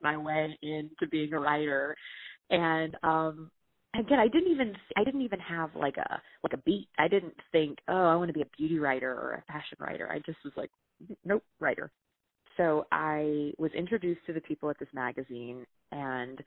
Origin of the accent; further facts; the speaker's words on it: the South, United States; I was from the South